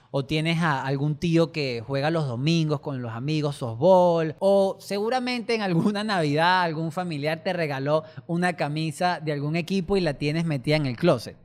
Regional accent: Venezuela; esto es Venezuela y somos los venezolanos.

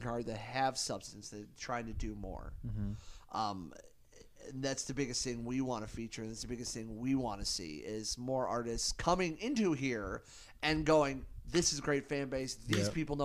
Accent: Akron, Ohio, United States; I'm originally from Akron

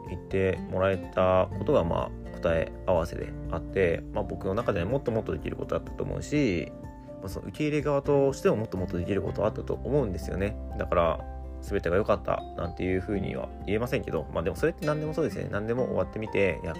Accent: Fukuoka, Japan; born or raised there; moved away as an adult; now in Germany

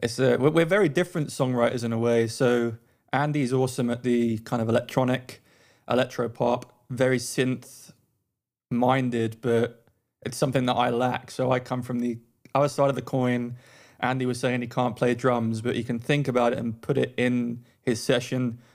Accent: London, United Kingdom; moved away as an adult; also born or lived in Australia; now in United States; I'm originally from London, and I now live in the U S A.

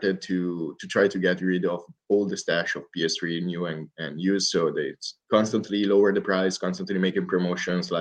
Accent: Italy; I'm from Italy

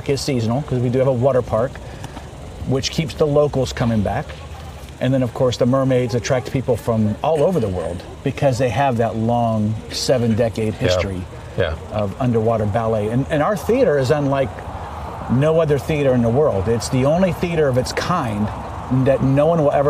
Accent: Ocala, Florida, United States; I grew up in Ocala

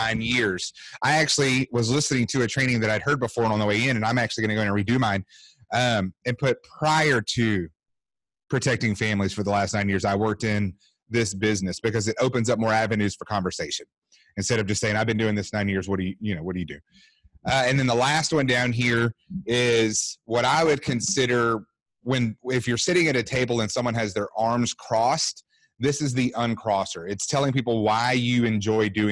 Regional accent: Longview, Texas, United States; also born or lived in Mobile, Alabama; now in Fort Worth, United States; I was born in Mobile, Alabama, but I grew up in Longview, Texas.

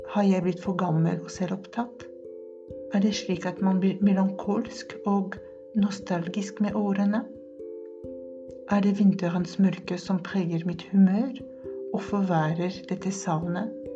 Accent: France; Norwegian is a second language; moved away as an adult; now in Norway; min familie, fra mitt morsmål, fra mitt fjellområde Pyreneene, fra luse i Sørvest-Frankrike

